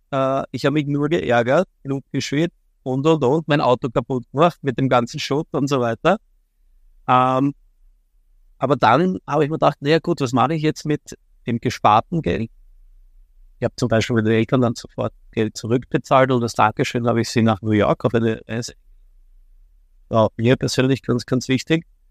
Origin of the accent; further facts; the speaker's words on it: Vienna, Austria; komme aus Wien, bin ein echter Wiener, geboren in Wien, lebe in Wien